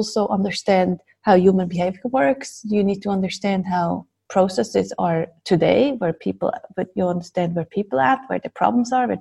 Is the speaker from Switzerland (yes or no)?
yes; Zurich, Switzerland; I'm from Zurich and been living here most of my life. I wasn't actually born here